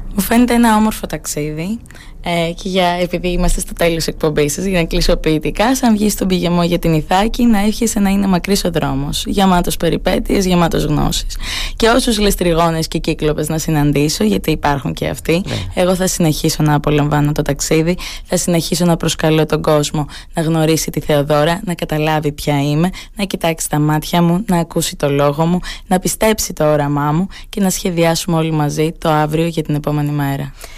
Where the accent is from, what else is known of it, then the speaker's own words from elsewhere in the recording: Phaistos, Crete, Greece; also born or lived in Oxford, United Kingdom; στον τόπο μου